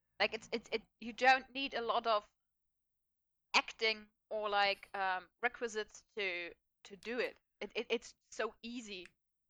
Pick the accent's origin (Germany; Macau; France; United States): Germany; western Germany; English is a second language; I'm from West Germany, in the western parts of Germany